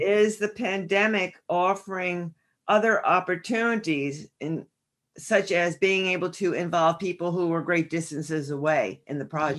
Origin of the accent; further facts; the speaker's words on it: northern New Jersey, United States; I grew up in northern New Jersey